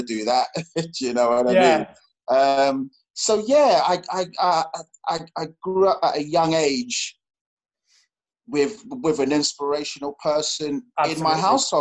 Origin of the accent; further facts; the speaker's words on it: London, United Kingdom; I grew up in West London, Ladbroke Grove, Harrow Road, Kilburn, Edgware Road